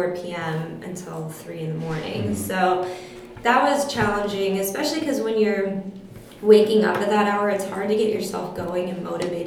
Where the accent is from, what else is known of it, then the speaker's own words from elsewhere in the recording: South Florida, United States; moved away as an adult; also born or lived in Mississippi; now in Los Angeles, United States; I grew up in South Florida